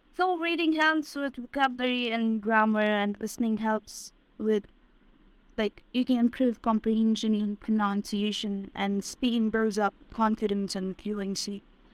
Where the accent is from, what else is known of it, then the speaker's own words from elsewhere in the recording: Pakistan; English is a second language; I'm from Pakistan.